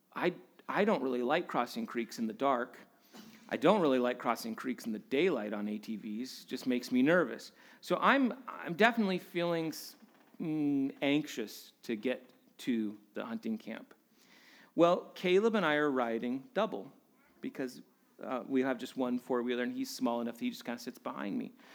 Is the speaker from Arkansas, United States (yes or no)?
no; Alaska, United States; growing up in Alaska